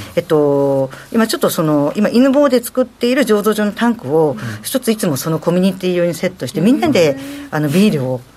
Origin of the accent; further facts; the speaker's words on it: Choshi, Chiba, Japan; moved away as an adult; also born or lived in Tokyo; 私自身が銚子で育ってますので